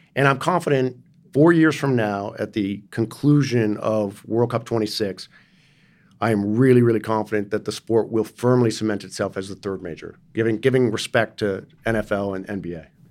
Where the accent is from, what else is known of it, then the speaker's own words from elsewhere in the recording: New York City, New York, United States; also born or lived in San Francisco Bay Area; now in Los Angeles, United States; I grew up in New York City